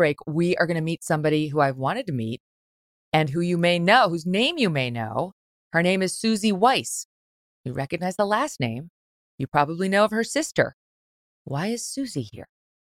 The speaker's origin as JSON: {"language": "English", "country": "Ireland", "said": "I am, because I'm Irish."}